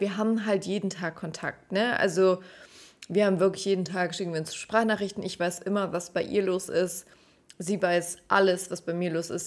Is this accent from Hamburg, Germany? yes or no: no; Stuttgart, Baden-Württemberg, Germany; moved away as an adult; also born or lived in Heidenheim / Munich; now in Nuremberg, Germany; die Liebe zu meiner Heimat so richtig ähm, entdeckt